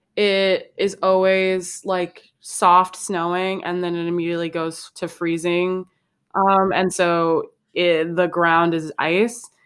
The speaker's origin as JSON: {"language": "English", "town": "Chicago", "region": "Illinois", "country": "United States", "said": "I'm from Chicago, and so I stand Chicago really hard. And I'm also from the best part of Chicago, which is the South Side"}